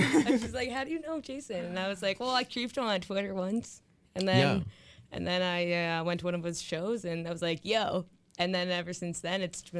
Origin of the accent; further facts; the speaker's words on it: Ripley, Ontario, Canada; now in Toronto, Canada; I'm from Ripley.